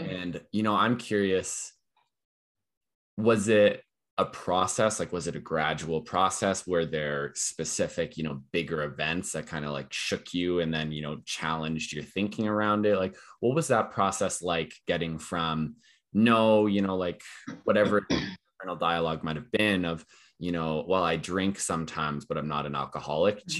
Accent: Calgary, Alberta, Canada; I'm born and raised in Calgary here

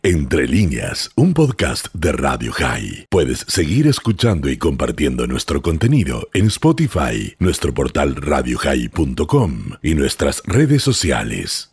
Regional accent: Argentina; now in Israel; nosotros como argentinos

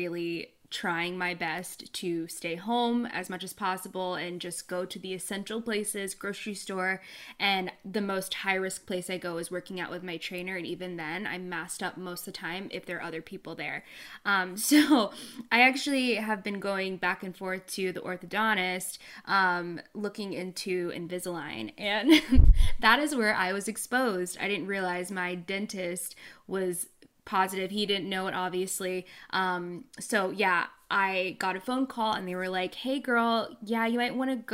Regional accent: Dallas, Texas, United States; moved away as an adult; now in Kansas City, United States; I'm from Dallas, Texas

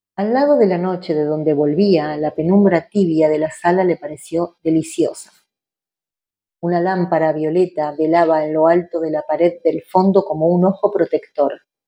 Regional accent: Argentina; Nosotros como argentinos y argentinas tenemos una tradición de cuentistas

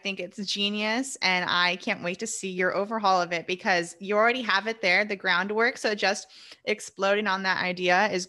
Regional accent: California, United States; moved away as an adult; now in Texas, United States; I'm from California.

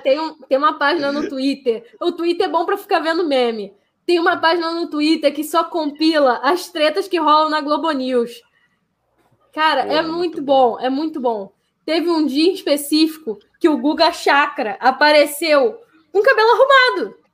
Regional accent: Rio de Janeiro, Brazil; also born or lived in Tijuca, Rio de Janeiro; eu sou de Marechal, nasci em Marechal, cresci em Marechal, só agora depois de, de velha que eu vim para Tijuca

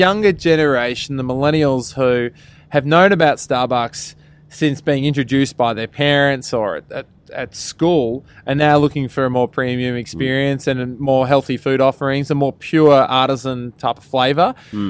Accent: Australia; moved away as an adult; also born or lived in New York; now in United States; We're unashamedly Australian.

